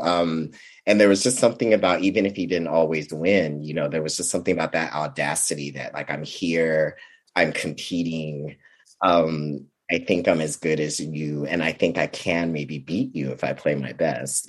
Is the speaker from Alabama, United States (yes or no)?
no; Vallejo, California, United States; I grew up in Vallejo, California.